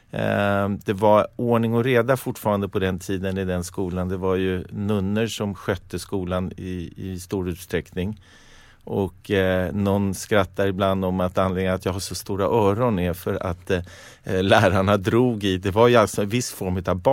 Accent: Stockholm, Stockholm County, Sweden; Jag gick i skolan eh, inte långt härifrån, i Franska skolan.

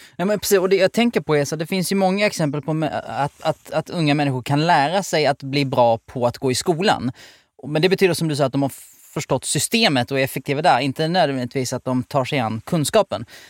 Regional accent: outside Helsingborg, Skåne, Sweden; jag är uppväxt utanför Helsingborg

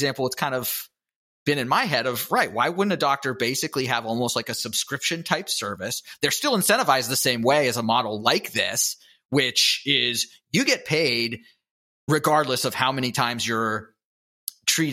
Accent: Pittsburgh, Pennsylvania, United States; I'm from Pittsburgh

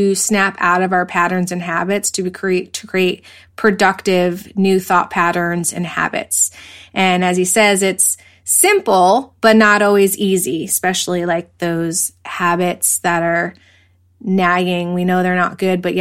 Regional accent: East Coast, United States; moved away; I'm from the East Coast originally, and I moved out here probably like 20 years ago to be by the ocean, to surf

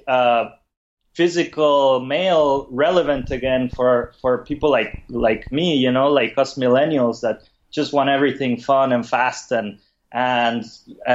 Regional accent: Mexico; moved away as an adult; now in San Francisco, United States; I'm originally from Mexico, but I've been in San Francisco for the last 12 years

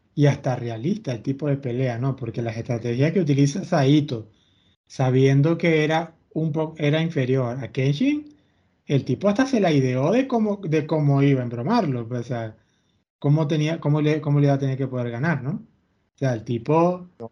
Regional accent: Venezuela; yo me crié con Televen

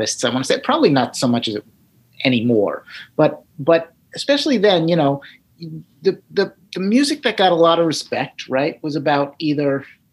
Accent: New Jersey, United States; I'm a dude from Jersey

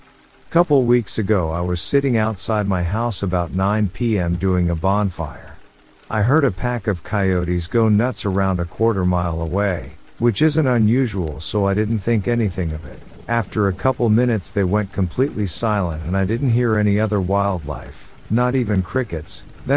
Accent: Florida, United States; now in South Carolina, United States; I'm from Florida. Right, so I've got a story. I've lived in Florida most of my life until October 2020, when I moved to upstate South Carolina.

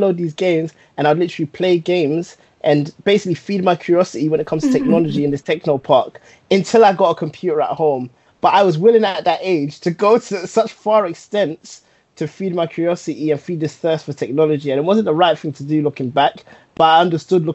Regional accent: London, United Kingdom; growing up in Tottenham, I lived in an area called Northumberland Park

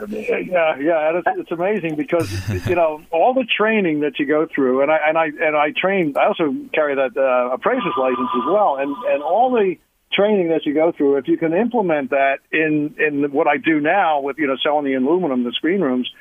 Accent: Philadelphia, Pennsylvania, United States; now in Tampa Bay, United States; I'm from the Northeast, the, the Philadelphia area

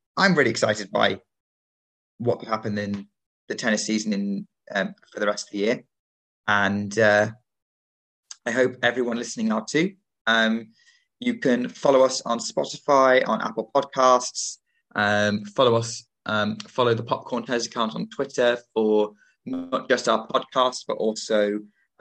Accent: United Kingdom; as a Brit

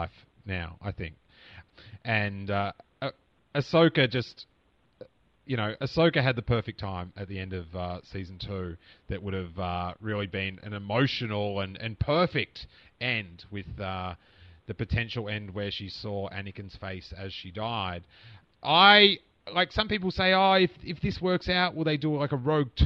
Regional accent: Australia; accent: Australian; it's my Australian accent

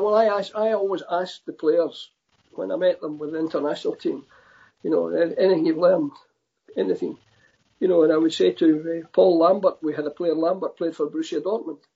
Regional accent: Scotland, United Kingdom; I'm Scottish

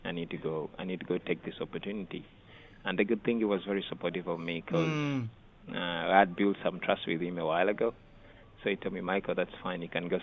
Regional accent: Uganda; now in United States; Living in the U.S., you have more resources available to you compared to back home.

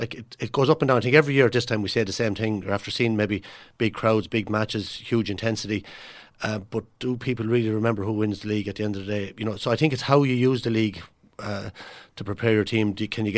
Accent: Offaly, Ireland; not just because I'm from Offaly.

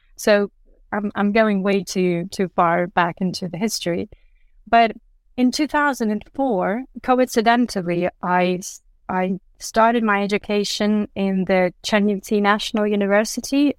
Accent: Chernivtsi, Chernivtsi Oblast, Ukraine; my hometown, Chernivtsi

